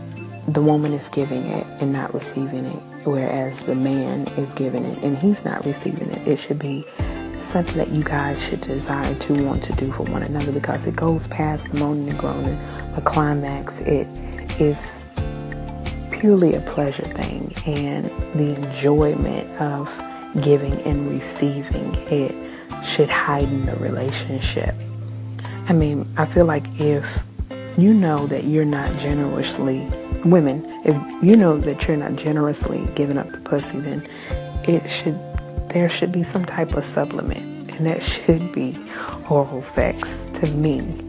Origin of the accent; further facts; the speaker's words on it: New Zealand; And again, I am Kiwi.